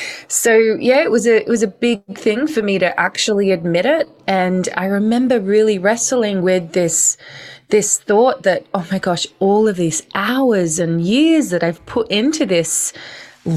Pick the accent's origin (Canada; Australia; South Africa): Australia; moved away; also born or lived in London, United Kingdom; I grew up in Australia, moving over to the UK, to London